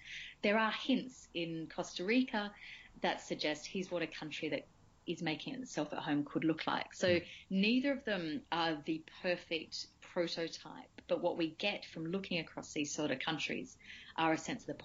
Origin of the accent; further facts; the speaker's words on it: Australia; moved away; I grew up in Australia, on per capita terms, one of the richest countries in the world